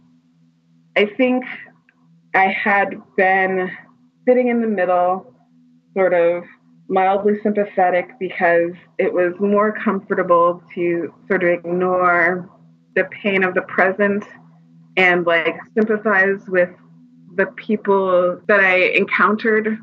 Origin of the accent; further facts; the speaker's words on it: Maryland, United States; my background, I'm from Maryland